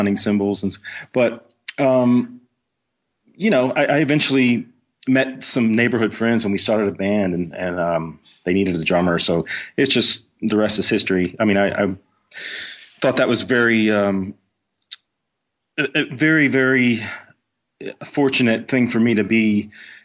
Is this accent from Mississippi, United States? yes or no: yes; Clinton, Mississippi, United States; moved away; also born or lived in Texas; I grew up in Mississippi in a small town outside of Jackson. Clinton was the name of the city.